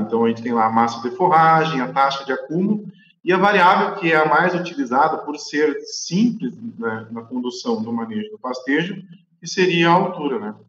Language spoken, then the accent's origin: Portuguese; Guaíba, Rio Grande do Sul, Brazil; also born or lived in São Bernardo do Campo / Pelotas; quando eu tinha 40 dias de vida, meu pai e minha mãe voltaram a morar no Rio Grande do Sul, né, na cidade de Guaíba